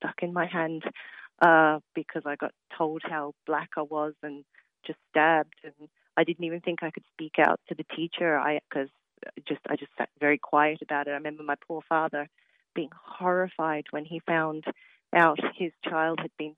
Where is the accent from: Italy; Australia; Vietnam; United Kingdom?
Australia; now in Athlone, Ireland; I grew up in Australia